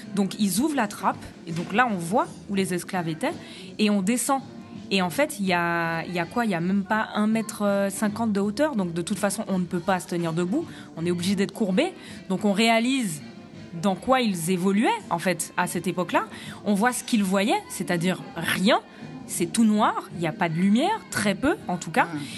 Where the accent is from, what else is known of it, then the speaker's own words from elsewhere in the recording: Guadeloupe; Je suis guadeloupéenne